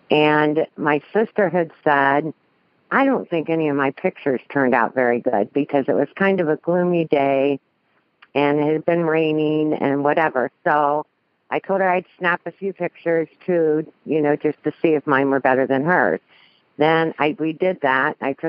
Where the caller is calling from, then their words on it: Columbus, Ohio, United States; I am calling from Julie's hometown at Columbus, Ohio.